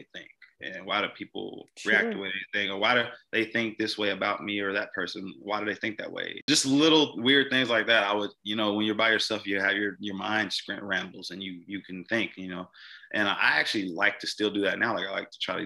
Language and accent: English; Mississippi, United States; moved away; a police officer in my hometown.